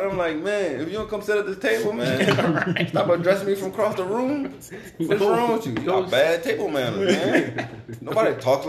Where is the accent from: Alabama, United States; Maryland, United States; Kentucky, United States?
Maryland, United States; Baltimore; I'm from Baltimore, man.